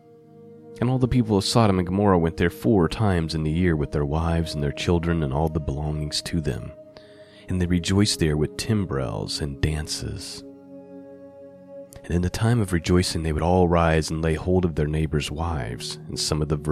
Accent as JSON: {"language": "English", "region": "Indiana", "country": "United States", "said": "my home state"}